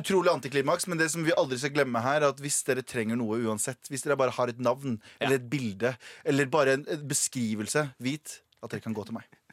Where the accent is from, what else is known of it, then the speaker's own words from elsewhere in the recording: Norway; jeg har alltid sagt at jeg er norsk, og han veit at jeg er norsk